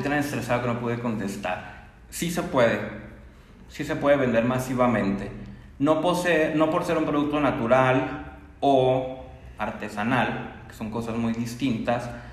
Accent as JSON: {"language": "Spanish", "country": "Mexico", "said": "nuestra cultura como mexicanos"}